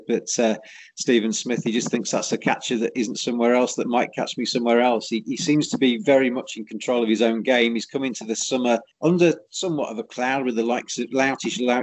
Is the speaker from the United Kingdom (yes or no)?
yes; England, United Kingdom; as an Englishman